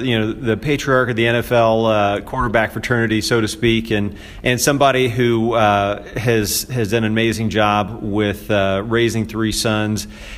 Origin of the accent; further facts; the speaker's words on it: Indiana, United States; now in Tennessee, United States; I'm from Indiana. I moved from Indiana to Tennessee